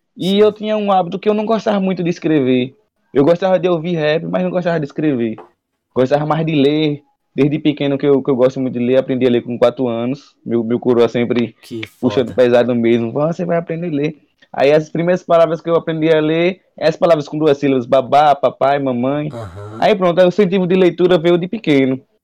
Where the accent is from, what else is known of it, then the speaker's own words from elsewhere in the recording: Aracaju, Sergipe, Brazil; sou de Aracaju, Sergipe